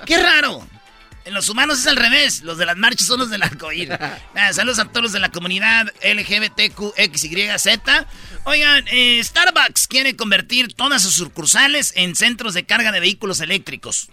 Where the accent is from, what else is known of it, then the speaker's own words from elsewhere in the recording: Mexico; somos mexicanos